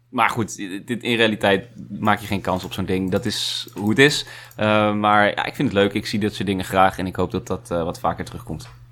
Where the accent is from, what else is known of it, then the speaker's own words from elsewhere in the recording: Netherlands; wij als Nederlanders